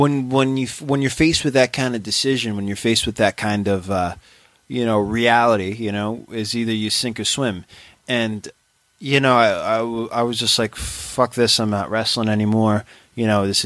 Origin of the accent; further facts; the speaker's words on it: New York City, New York, United States; I'm from Maspeth